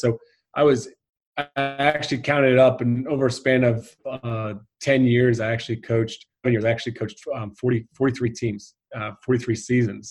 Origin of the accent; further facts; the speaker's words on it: United States; moved away as an adult; also born or lived in Ireland; being an American over there was quite popular